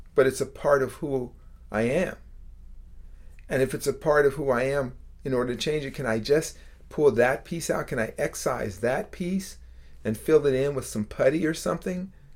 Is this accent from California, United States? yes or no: yes; Bay Area, California, United States; I grew up in the Bay Area